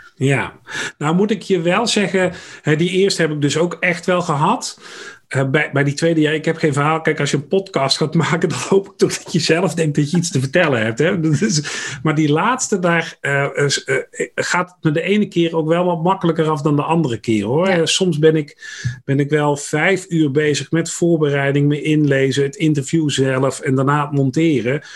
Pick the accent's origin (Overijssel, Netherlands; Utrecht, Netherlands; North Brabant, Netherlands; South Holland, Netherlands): North Brabant, Netherlands; accent: West Brabant; now in Dieren, Netherlands; geboren in West-Brabant overigens. En dat horen mensen ook nog wel eens aan mijn tongval